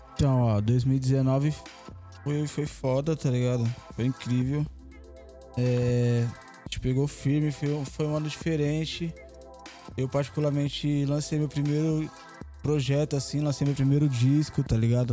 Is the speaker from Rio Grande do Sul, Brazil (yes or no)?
no; São Paulo, Brazil; also born or lived in Vila Joaniza, São Paulo; Zona Sul, Figueira Grande. Agora residente da Vila Joaniz